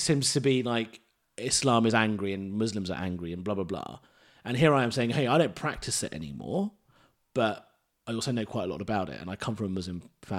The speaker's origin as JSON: {"language": "English", "region": "England", "country": "United Kingdom", "said": "I don't want that pressure because I'm an Englishman."}